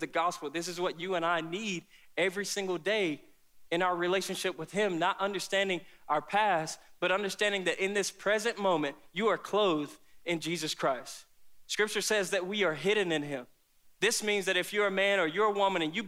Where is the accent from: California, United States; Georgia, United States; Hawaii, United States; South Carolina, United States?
South Carolina, United States; I grew up here in South Carolina with both of my parents